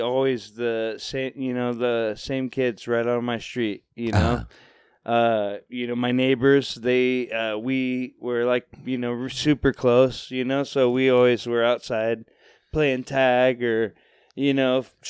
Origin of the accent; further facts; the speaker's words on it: Fort Worth, Texas, United States; moved away as an adult; also born or lived in Portland; I was born in Fort Worth, Texas.